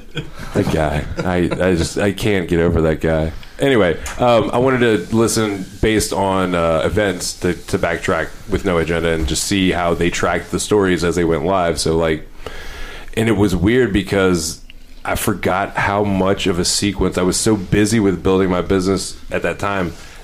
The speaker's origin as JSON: {"language": "English", "town": "Louisville", "region": "Kentucky", "country": "United States", "said": "I am from Louisville"}